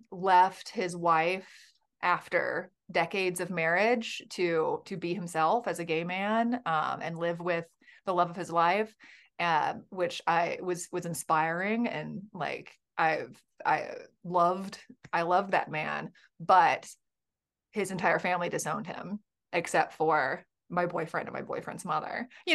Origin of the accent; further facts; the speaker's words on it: Birmingham, Alabama, United States; I was raised in the Bible Belt in Birmingham, Alabama.